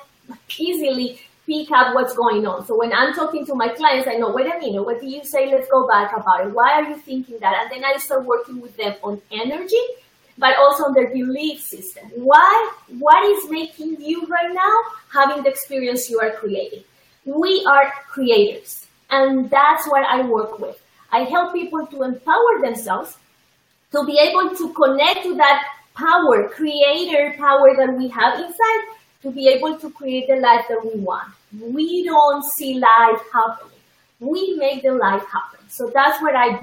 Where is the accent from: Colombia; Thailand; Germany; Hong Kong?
Colombia; moved away; I am originally from Colombia